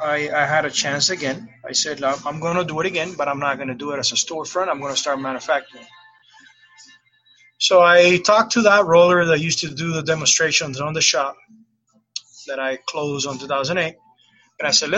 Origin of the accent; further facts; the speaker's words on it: Cuba; also born or lived in Miami / Tampa; now in United States; I came from Cuba in 1994. My first 9 years, it was in Miami. And I felt that I haven't arrived yet to the U.S. So I kept going north. I arrived to Tampa in 2003.